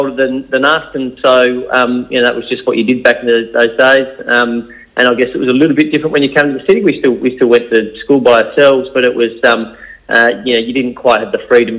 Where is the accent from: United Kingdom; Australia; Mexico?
Australia; Adelaide, South Australia; growing up in Adelaide.